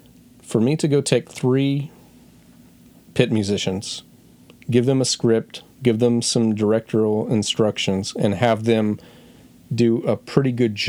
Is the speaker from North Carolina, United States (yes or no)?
yes; North Carolina, United States; Okay, so everyone knows I'm coming from North Carolina.